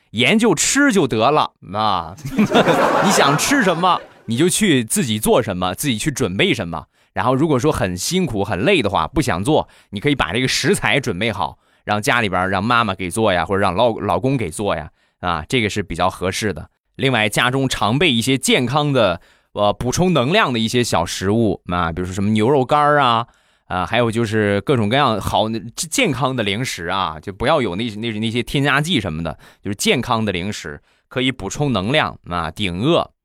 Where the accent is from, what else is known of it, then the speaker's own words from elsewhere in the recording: Rizhao, Shandong, China; 在山东，在我的家乡日照